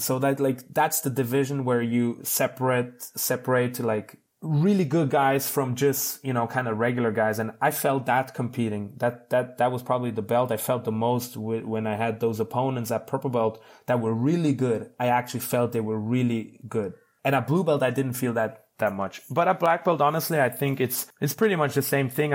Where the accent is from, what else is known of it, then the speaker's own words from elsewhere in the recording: Switzerland; I'm from Switzerland. People have, usually have a good life here.